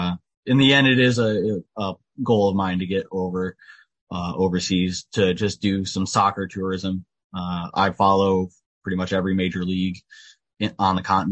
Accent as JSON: {"language": "English", "region": "Michigan", "country": "United States", "said": "I'm from Michigan"}